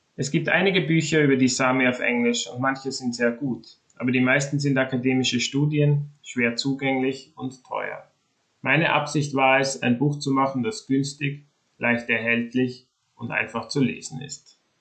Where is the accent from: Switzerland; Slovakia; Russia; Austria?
Austria; now in Sweden; Ich wurde in Österreich geboren und bin dort aufgewachsen, habe das Land aber vor rund 25 Jahren verlassen